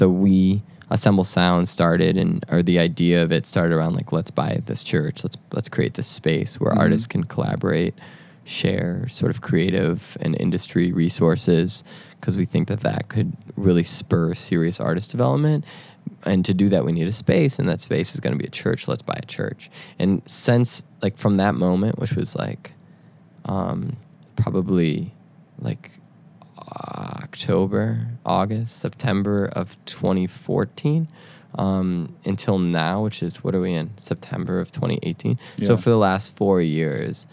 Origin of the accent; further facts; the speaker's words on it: Chicago, Illinois, United States; moved away; also born or lived in Detroit; I grew up in Chicago around like the Chance the Rapper world.